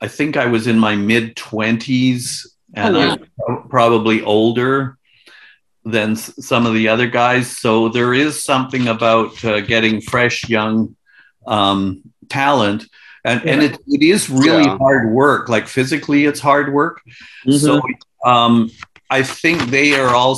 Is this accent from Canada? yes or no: yes; Victoria, British Columbia, Canada; moved away as an adult; also born or lived in Edmonton / Toronto; I was born in Victoria, BC, where I now am.